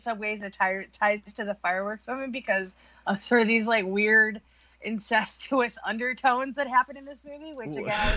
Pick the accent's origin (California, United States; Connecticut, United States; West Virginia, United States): West Virginia, United States; I'm from West Virginia